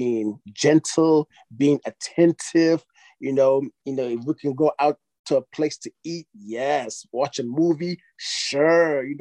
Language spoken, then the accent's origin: English; Nigeria; I'm from Nigeria